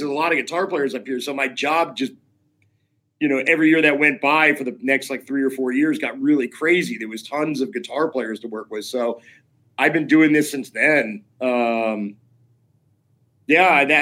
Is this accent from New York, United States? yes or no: yes; Schenectady, New York, United States; also born or lived in Potsdam, New York / Oneonta, New York; I was born in Schenectady, New York in 1975